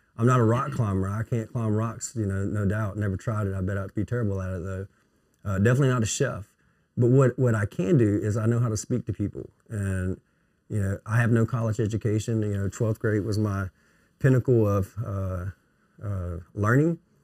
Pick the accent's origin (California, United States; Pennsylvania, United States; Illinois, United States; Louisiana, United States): Louisiana, United States; Melville; I'm from Melville